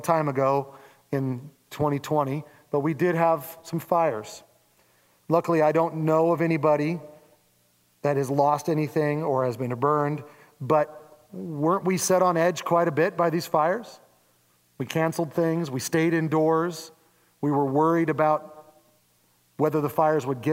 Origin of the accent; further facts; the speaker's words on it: Oregon, United States; I'm very American